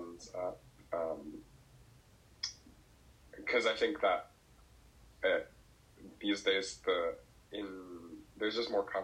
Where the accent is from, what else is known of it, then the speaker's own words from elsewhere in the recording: New Jersey, United States; where I'm from Jersey, like the suburbs, like 40-minute train ride from New York City